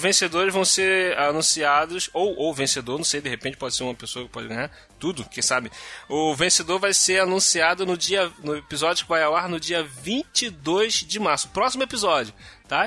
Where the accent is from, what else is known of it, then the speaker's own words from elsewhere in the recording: Rio de Janeiro, Brazil; Eu sou carioca